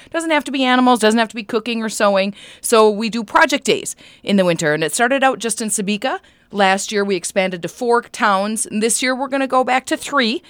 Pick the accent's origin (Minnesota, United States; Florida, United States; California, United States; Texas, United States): Minnesota, United States; Wadena County; I grew up here in Medina County